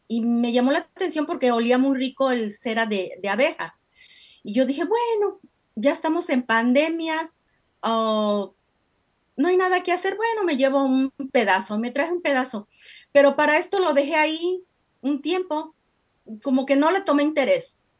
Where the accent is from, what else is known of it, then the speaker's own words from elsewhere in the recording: Mexico; moved away as an adult; soy de México, eh, llegué pues hace más o menos como más de 30 años